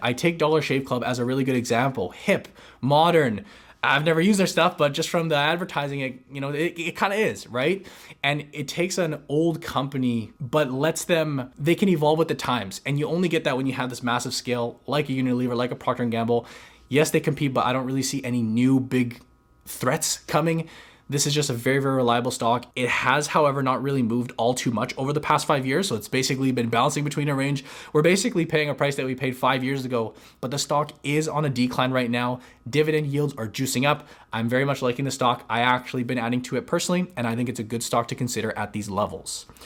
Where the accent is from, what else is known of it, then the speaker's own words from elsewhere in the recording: Canada; as Canadian investors